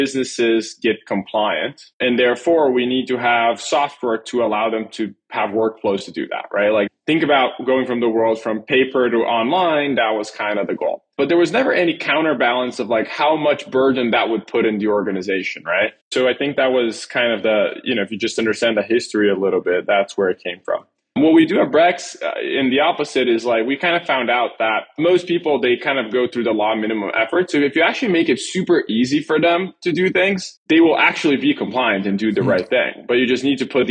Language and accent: English; Brazil; moved away; born and raised in Brazil.